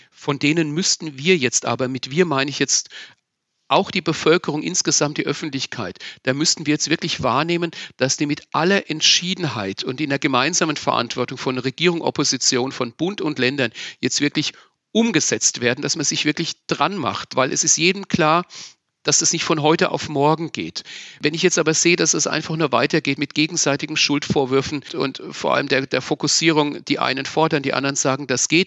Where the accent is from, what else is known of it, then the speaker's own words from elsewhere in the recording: Wörth am Main, Bavaria, Germany; Ich bin in Wörth am Main, in meiner Heimatgemeinde, mit türkischen, mit marokkanischen Kindern groß geworden